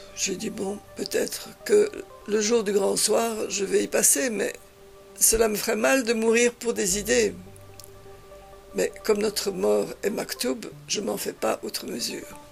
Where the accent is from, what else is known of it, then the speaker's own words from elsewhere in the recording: Belgium; moved away; also born or lived in Spain; je viens de Belgique